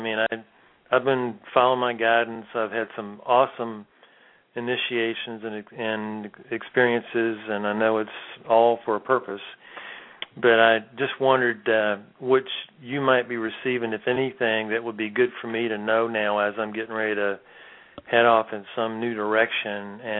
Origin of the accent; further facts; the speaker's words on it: Richmond, Virginia, United States; moved away as an adult; now in Ashland, United States; I'm actually from Richmond, Virginia, but I left there in November of 2010 after selling my house and getting rid of all my belongings and took off on my motorcycle.